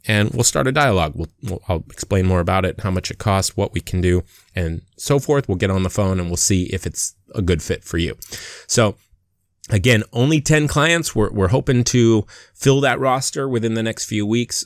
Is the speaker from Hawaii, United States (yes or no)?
yes; Waimanalo, Hawaii, United States; moved away as an adult; also born or lived in Seattle / Long Beach / Los Angeles; So, I'm from Hawaii. I was born and raised in Hawaii, a little town called Waimanalo.